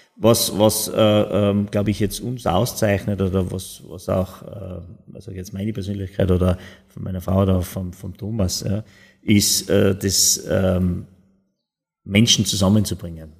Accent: Tyrol, Austria; ich als Österreicher, als, als Tiroler, als Europäer

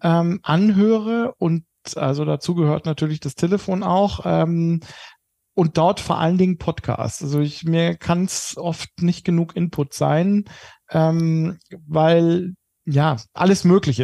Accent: Germany; als Deutsche

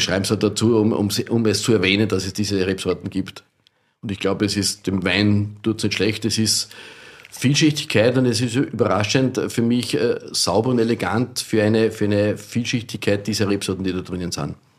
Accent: Austria; bei uns in Österreich

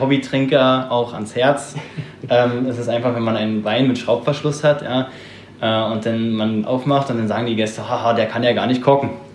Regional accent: Berlin, Germany; moved away as an adult; komme gebürtig aus Berlin, hab da meine Ausbildung gemacht

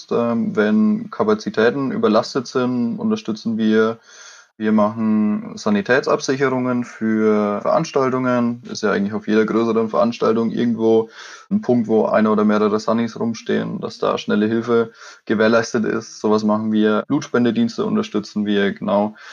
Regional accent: Bavaria, Germany; ich komme aus Oberfranken, aus der Nähe von Coburg

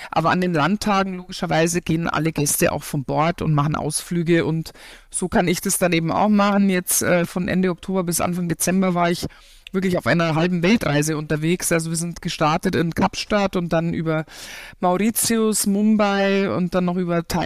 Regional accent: Garmisch-Partenkirchen, Bavaria, Germany; sogar im, in meinem Heimatort Garmisch-Partenkirchen 2011.

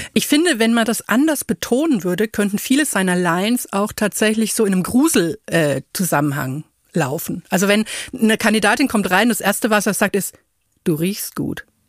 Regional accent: Franconia, Bavaria, Germany; accent: Franconian; moved away; ich komme ja aus Franken

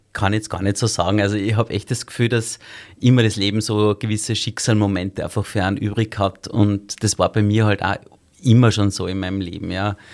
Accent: Salzburg, Austria; moved away as an adult; also born or lived in Vienna; Ich bin ja eigentlich in Salzburg aufgewachsen

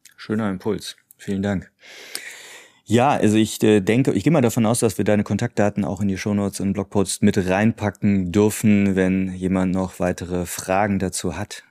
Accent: Cologne, North Rhine-Westphalia, Germany; als Kölner

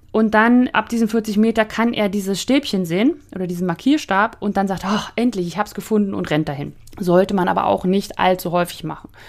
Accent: Northern Germany, Germany; Also ich komme ja aus dem Flachland, also ich war ja in Norddeutschland

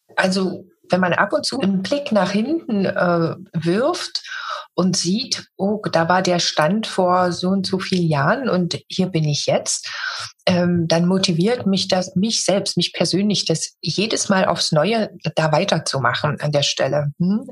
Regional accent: Germany; Ich bin in Deutschland geboren

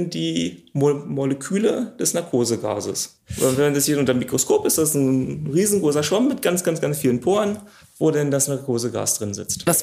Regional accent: Brandenburg, Germany; now in Luckenwalde, Germany; komme ursprünglich aus dem Potsdamer Raum und bin jetzt nach Luckenwalde durch den Job hierher gezogen.

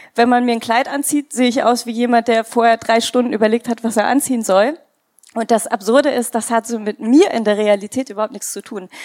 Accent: India; moved away; Ich komme ja aus Indien.

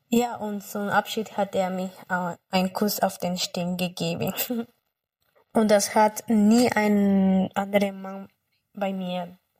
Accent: Peru; German is a second language; moved away as an adult; now in Germany; Ich komme aus Peru. Ich bin seit 2015 hier.

